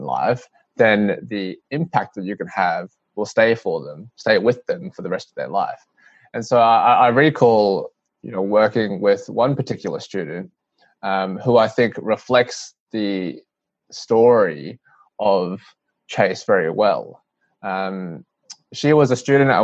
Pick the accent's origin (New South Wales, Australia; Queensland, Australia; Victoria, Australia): Queensland, Australia; Brisbane; I grew up in Brisbane, and my parents were migrants from Hong Kong. I was born in Brisbane.